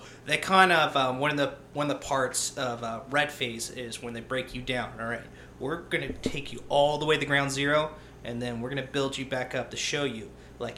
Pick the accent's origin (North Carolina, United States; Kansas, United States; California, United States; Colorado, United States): North Carolina, United States; Jacksonville; I was born in Jacksonville, North Carolina